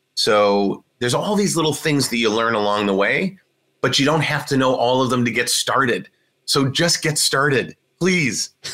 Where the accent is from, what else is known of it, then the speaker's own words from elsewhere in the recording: Cleveland, Ohio, United States; moved away; also born or lived in Washington, District of Columbia, United States; where I grew up in Cleveland, Ohio